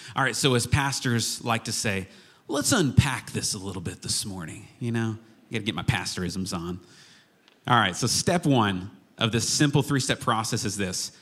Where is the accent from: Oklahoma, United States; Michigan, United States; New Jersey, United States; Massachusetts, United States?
Oklahoma, United States; Chickasha; growing up in Chickasha, Oklahoma, I was affectionately referred to many, many times as Jillian's little brother.